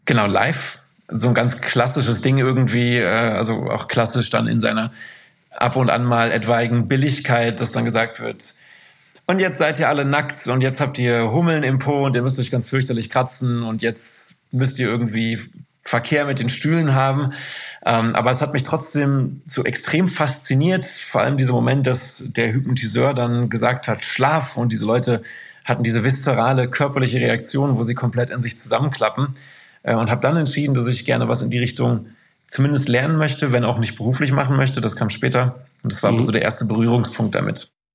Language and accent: German; Isselburg, North Rhine-Westphalia, Germany; moved away as an adult; also born or lived in Moers / Duisburg / Haldern / Amsterdam; aufgewachsen bin ich in Anholt. Das ist ein mhm. Stadtteil von Isselburg